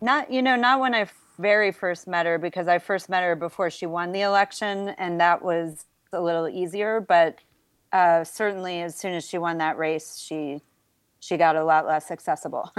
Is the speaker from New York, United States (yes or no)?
yes; Buffalo, New York, United States; moved away; was born and raised in Buffalo, New York